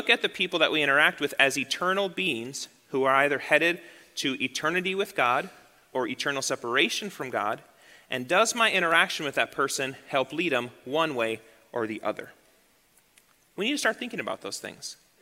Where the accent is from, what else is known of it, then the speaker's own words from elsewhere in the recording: United States; moved away as an adult; We were raised in the American church.